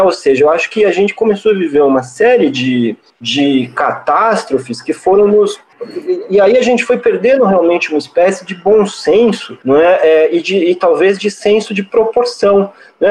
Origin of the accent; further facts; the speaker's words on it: São Paulo, Brazil; eu sou paulistano há muito tempo, inclusive eu sou paulistano desde o dia que eu nasci